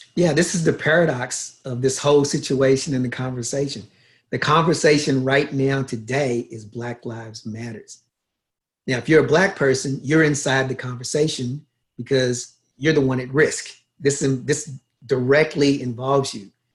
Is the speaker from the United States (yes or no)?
yes; Louisville, Kentucky, United States; moved away as an adult; also born or lived in Los Angeles / Brisbane, Australia; now in Toronto, Canada; I was born in Louisville, Kentucky in 1964. I grew up in Kentucky